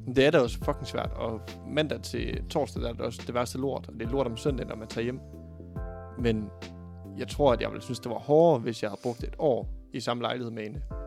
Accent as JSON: {"language": "Danish", "area": "Thy", "region": "North Denmark Region", "country": "Denmark", "moved": "yes", "lives_now": "Aarhus, Denmark", "said": "i Thy, der hvor jeg er fra"}